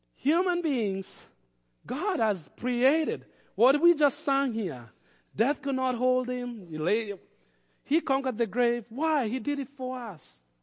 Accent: Kenya; I grew up around lions in Kenya

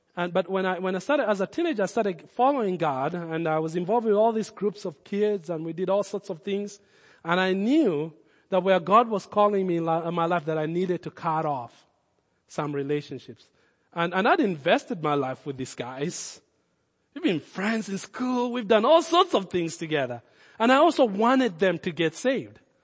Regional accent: Kenya; accent: Kenyan; my Kenyan accent.

